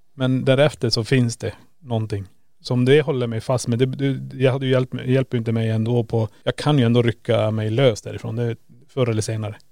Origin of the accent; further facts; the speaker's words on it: Kiruna, Norrbotten County, Sweden; moved away; där jag hade mitt pojkrum när jag bodde i Kiruna. Sen flyttade jag.